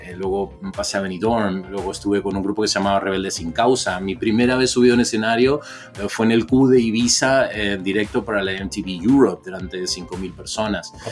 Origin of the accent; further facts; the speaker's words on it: Mexico; Eh, criado en México, nacido